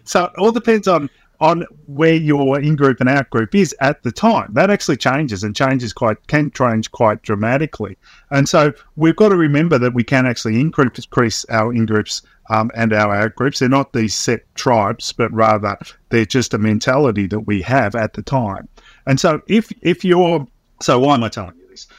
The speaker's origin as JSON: {"language": "English", "area": "Swan Hill", "region": "Victoria", "country": "Australia", "tie": "born or raised there", "said": "I grew up in Swan-, country town in Victoria"}